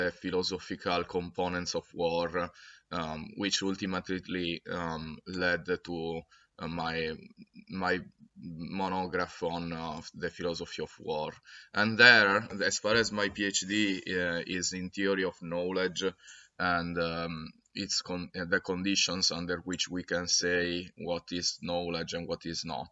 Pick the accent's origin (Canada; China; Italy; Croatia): Italy; accent: thick Italian; English is a second language; I coming from a different place, which is Italy, as you already understood by my thick Italian accent.